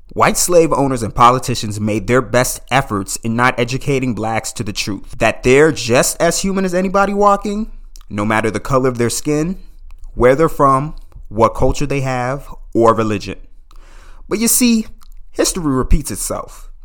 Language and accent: English; Calverton, Maryland, United States; I grew up in Calverton, Maryland, just fifteen minutes outside of Washington, D C.